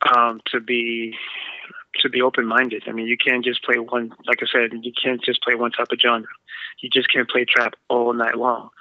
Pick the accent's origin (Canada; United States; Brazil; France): United States; also born or lived in Boston; I was born here in America, but my mom and dad's from Guatemala